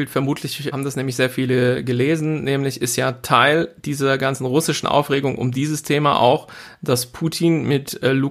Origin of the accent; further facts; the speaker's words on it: Hesse, Germany; Ich bin quasi am Ende des Fulda Gaps aufgewachsen. Vielleicht bin ich deswegen so, wie ich bin.